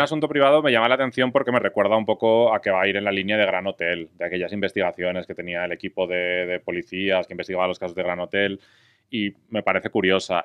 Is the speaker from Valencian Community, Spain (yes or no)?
yes; Valencian Community, Spain; soy valenciano